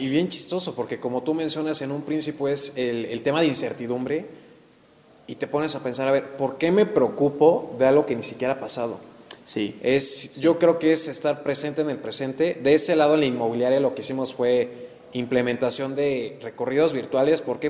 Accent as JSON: {"language": "Spanish", "town": "Actopan", "region": "Hidalgo", "country": "Mexico", "moved": "as an adult", "lives_now": "Querétaro, Mexico", "said": "yo soy de Hidalgo, soy de Actopan Hidalgo y yo llego a Querétaro a los 18 años a estudiar la universidad"}